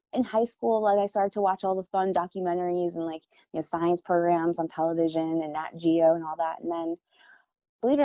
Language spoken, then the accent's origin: English; Florida, United States; now in California, United States; I'm from Florida too, where it's super flat. We don't really have seasons.